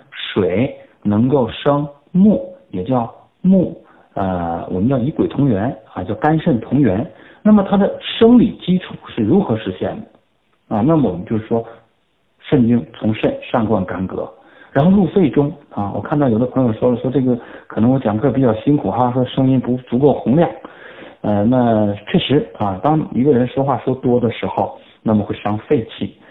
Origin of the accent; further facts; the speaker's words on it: China; 我们中国人